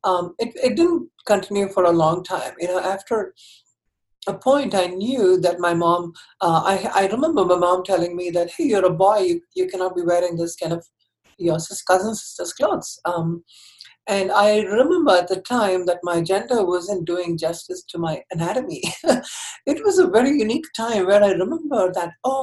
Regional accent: Chennai, Tamil Nadu, India; I grew up in Chennai, which is the southern part of India.

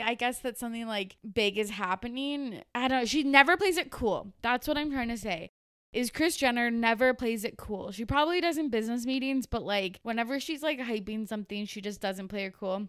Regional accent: Canada; the Canadian that I am

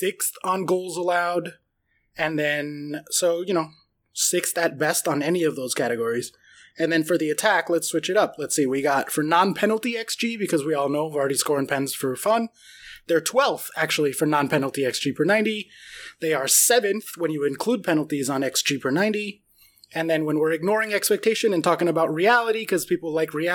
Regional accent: United States; We are one American and two Brits.

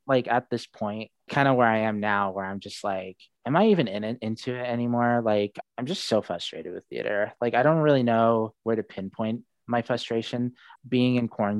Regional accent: Seattle, Washington, United States; born there; Yeah, I was born in Seattle. My mom's American. She was born and raised in Spokane. And my father was born in Saudi Arabia.

